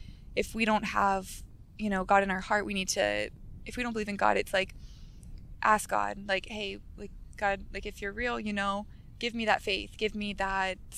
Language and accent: English; Sarasota, Florida, United States; I'm from Sarasota, so Sarasota has a lot of... it's just an older community